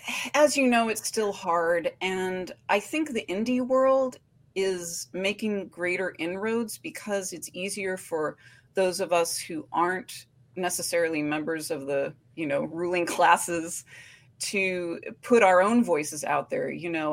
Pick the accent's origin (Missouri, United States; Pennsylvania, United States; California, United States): California, United States; Oakland; now in Portland, United States; You know, I came from the Oakland-Berkeley border to Portland, which was a shock.